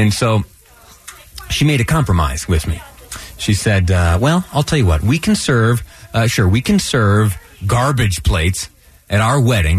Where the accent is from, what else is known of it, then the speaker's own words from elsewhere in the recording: south of Rochester, Western New York, United States; now in Utah, United States; I grew up in Western New York. It's just south of Rochester, New York